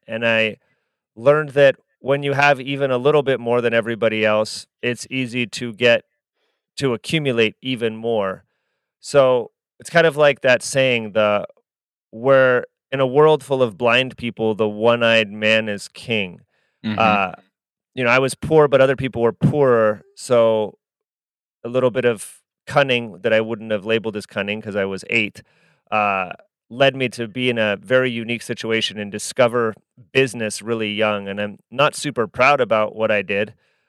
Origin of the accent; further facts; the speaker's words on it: California, United States; now in Utah, United States; I live in Utah, yes. But I'm from the Bay Area, but I live in Utah.